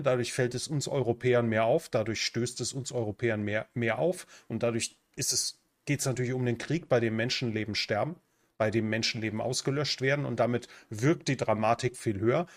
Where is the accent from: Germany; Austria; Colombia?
Germany; moved away as an adult; now in Central America; Ich bin und bleibe Deutscher